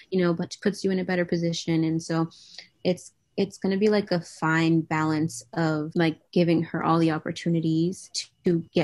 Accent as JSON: {"language": "English", "region": "New England", "country": "United States", "tie": "born or raised there", "said": "in New England. Um, I didn't really go out much."}